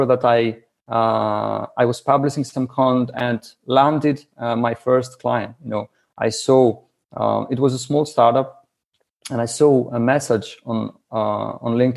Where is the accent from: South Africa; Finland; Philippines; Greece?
Greece; English is a second language; I'm from Greece.